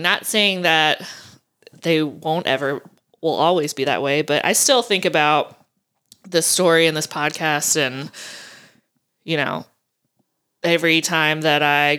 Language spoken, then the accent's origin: English; the South, United States; accent: southern; now in Maine, United States; maybe living in Maine for the last 6 years is calmed my southern accent.